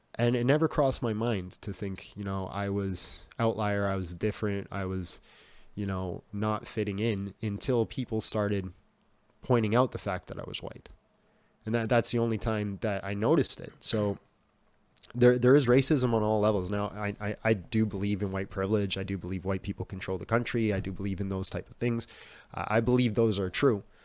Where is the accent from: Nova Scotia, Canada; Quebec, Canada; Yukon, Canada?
Yukon, Canada; Whitehorse; I grew up in Whitehorse, so it's the capital of the Yukon